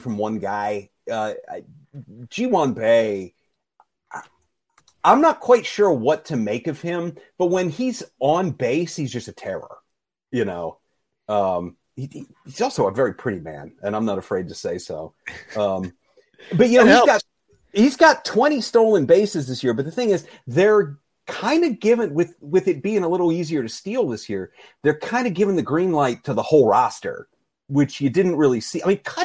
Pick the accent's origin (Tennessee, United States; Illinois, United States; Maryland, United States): Maryland, United States; moved away; I grew up in Maryland